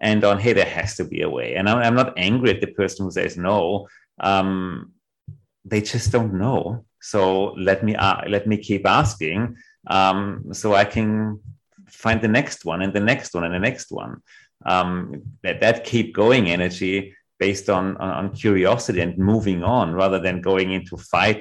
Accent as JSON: {"language": "English", "region": "Vienna", "country": "Austria", "tie": "born or raised there", "said": "what I really learned growing up in Vienna"}